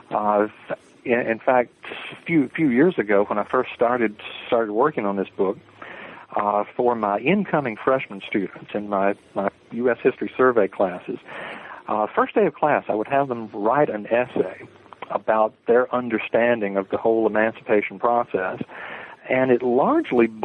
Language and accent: English; the South, United States; Uh, I'm from the South generally. I was sort of an Army brat. We lived uh, a number of places. Uh, but I suppose living living in the South, growing up in the South